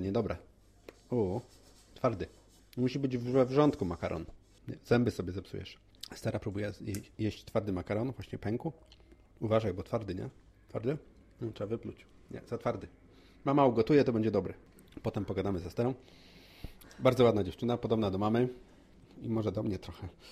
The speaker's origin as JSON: {"language": "Polish", "town": "Poznań", "region": "Greater Poland", "country": "Poland", "said": "my z Poznania"}